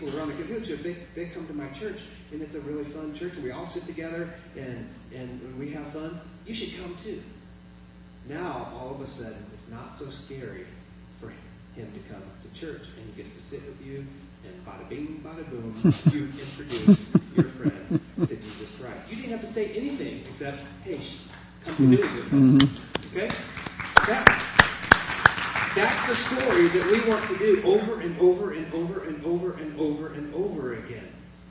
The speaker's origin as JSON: {"language": "English", "country": "Kenya", "tie": "born or raised there", "said": "I grew up in Kenya, and my parents were missionaries."}